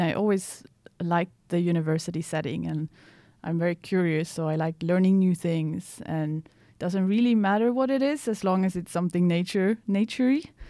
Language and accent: English; Piteå, Norrbotten County, Sweden; moved away as an adult; now in Umeå, Sweden; I'm from Sweden, um, but from Piteå, which is two hundred and ten kilometers north from here